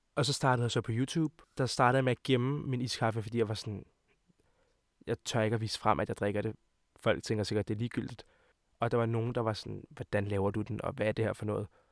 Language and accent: Danish; Hvidovre, Capital Region of Denmark, Denmark; jeg kommer fra Hvidovre af, og mine forældre kommer fra Montenegro af